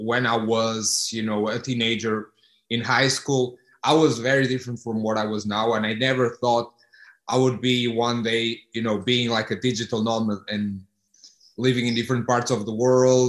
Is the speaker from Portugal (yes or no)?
yes; Porto, Norte, Portugal; moved away as an adult; also born or lived in Houston; I'm from Porto